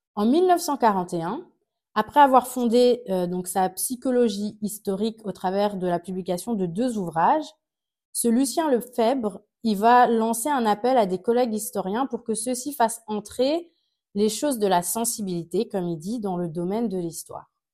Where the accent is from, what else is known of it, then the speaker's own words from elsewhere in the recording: Alsace, Grand Est, France; je viens d'Alsace